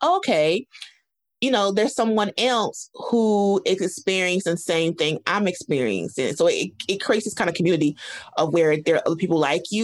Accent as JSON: {"language": "English", "region": "the South", "country": "United States", "said": "I speak for Black women in the South because I'm from the South"}